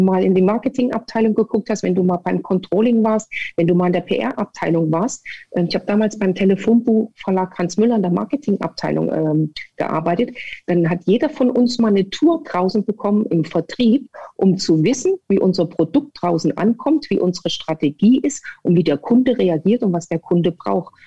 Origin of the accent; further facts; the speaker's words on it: Erfurt, Thuringia, Germany; also born or lived in Sömmerda; Ich bin geboren in Sommerbach und war in Erfurt an der Sportschule